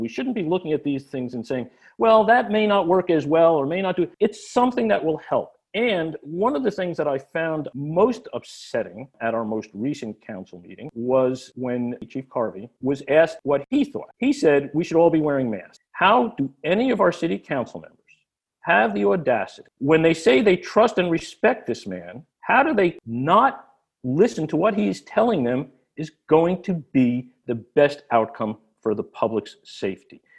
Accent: New Jersey, United States; moved away as an adult; also born or lived in Coral Gables, Florida; now in Venice, United States; I grew up in New Jersey, starting in, uh, Newark, then in West Orange, then Basking Ridge and a number of moves after

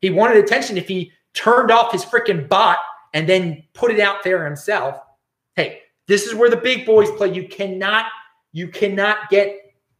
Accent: Baltimore, Maryland, United States; now in West Coast, United States; I'm from Baltimore

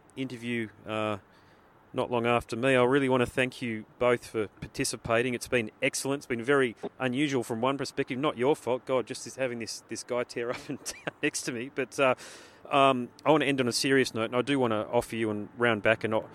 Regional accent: Australia; being an Aussie

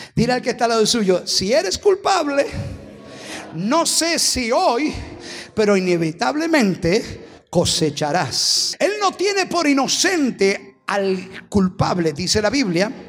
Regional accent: Argentina; somos astutos los argentinos

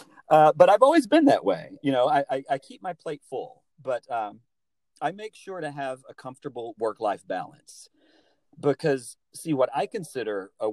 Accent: Alabama, United States; moved away as an adult; also born or lived in New York City; I'm from Alabama originally, born and raised in the South

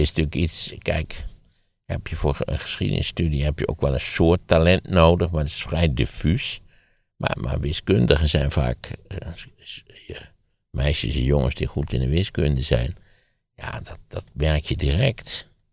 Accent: Netherlands; wij zijn toch als Nederlanders

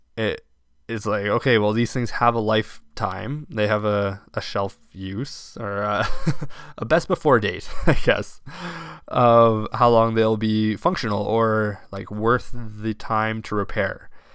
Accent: Bonnyville, Alberta, Canada; now in Crowsnest Pass, Canada; that I grew up seeing in Bonneville quite regularly

